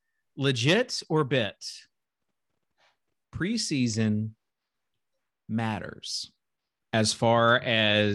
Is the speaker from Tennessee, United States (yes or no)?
yes; Nashville, Tennessee, United States; growing up in Nashville